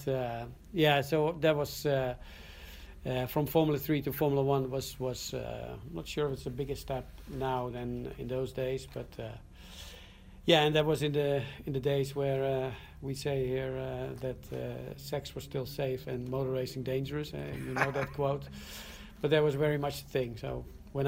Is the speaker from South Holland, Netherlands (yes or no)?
no; Zandvoort, North Holland, Netherlands; I grew up here downtown in Zandvoort. Was born about 200 yards from